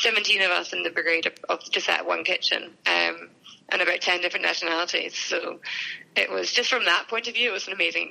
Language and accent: English; Edinburgh, Scotland, United Kingdom; also born or lived in Dubai; I'm from Edinburgh